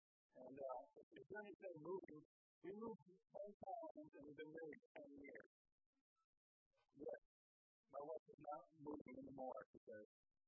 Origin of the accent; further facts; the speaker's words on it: United States; I grew up in New Mexico.